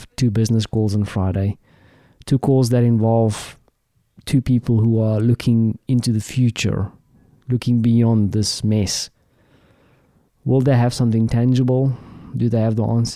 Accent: South Africa; as a South African

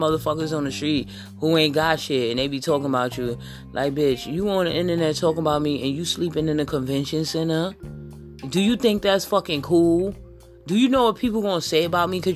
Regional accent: New York, United States; I'm from New York and my family, I got family down here in the country

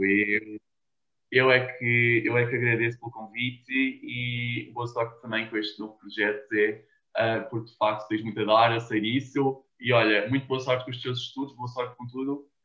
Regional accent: Cascais, Lisbon, Portugal; first language Portuguese; also born or lived in United States; eu sou de Portugal

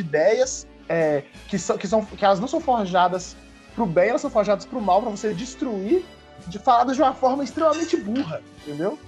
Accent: Brazil; como brasileiro

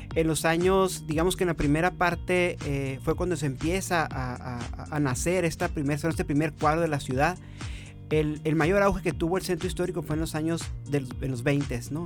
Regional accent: Mexicali, Baja California, Mexico; soy de aquí de Mexicali

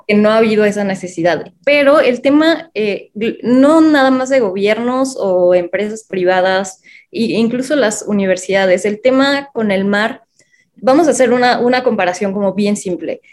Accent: Mexico City, Mexico; nací en la Ciudad de México

